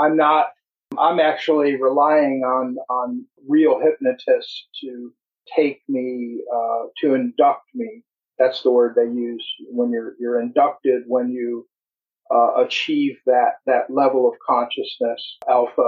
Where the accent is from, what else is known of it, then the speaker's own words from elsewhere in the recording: United States; also born or lived in Upper Peninsula of Michigan / Florida / Appalachia; I'm an American